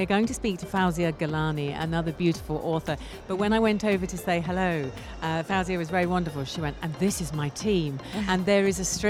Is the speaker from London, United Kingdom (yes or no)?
yes; London, United Kingdom; moved away as an adult; now in United Arab Emirates; I'm an expat and I obviously live here, but I come from London in the UK